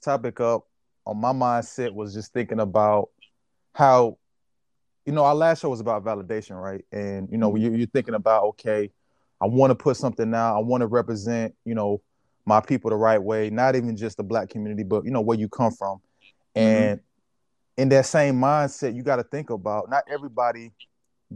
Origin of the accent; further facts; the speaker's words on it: Georgia, United States; I'm from Georgia